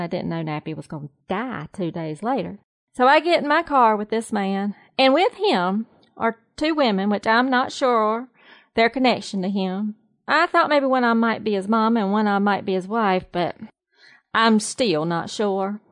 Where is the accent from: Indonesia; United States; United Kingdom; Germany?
United States; the South; now in North Carolina, United States; I am a Southerner. I am definitely a true Southerner through and through.